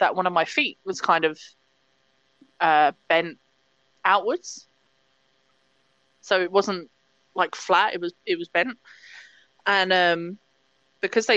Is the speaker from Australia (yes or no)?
no; England, United Kingdom; I came back home to England for 3 months